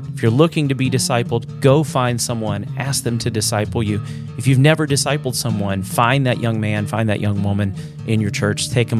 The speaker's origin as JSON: {"language": "English", "region": "Louisiana", "country": "United States", "tie": "born or raised there", "said": "I grew up in Southeast Louisiana where it was predominantly Catholic"}